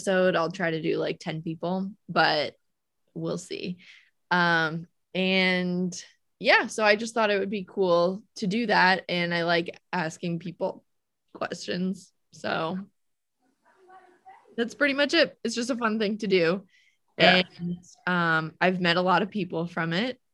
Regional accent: Peekskill, New York, United States; I'm from Peekskill

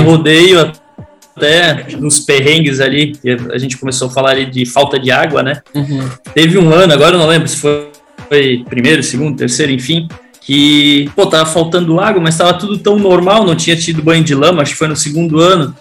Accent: Blumenau, Santa Catarina, Brazil; sou da de aqui de Blumenau, Juventude da Velha

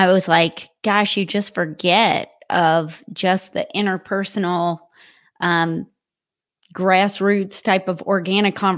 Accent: Kentucky, United States; moved away as an adult; now in Columbus, United States; I'm originally from Kentucky

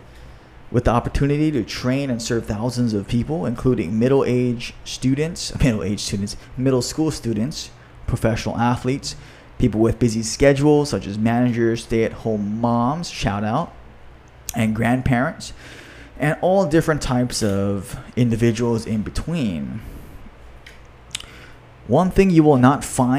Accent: Hawaii, United States; my home state of Hawaii

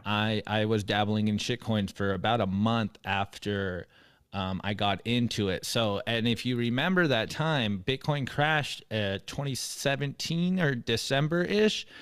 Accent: San Diego, California, United States; moved away as an adult; also born or lived in Mexico; now in Texas, United States; I grew up in California. I'm from San Diego

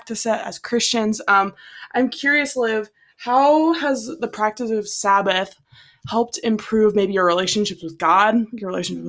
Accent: Iowa, United States; We're from Iowa, not Texas.

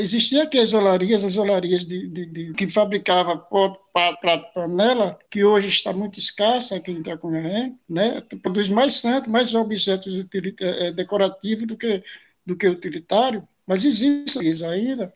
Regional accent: Tracunhaém, Pernambuco, Brazil; Eu nasci em Tracunhaém

